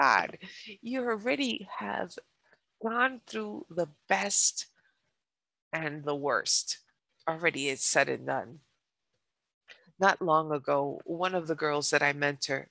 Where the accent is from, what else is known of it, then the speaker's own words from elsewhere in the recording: New York, United States; I'm a New Yorker. My parents are from Colombia.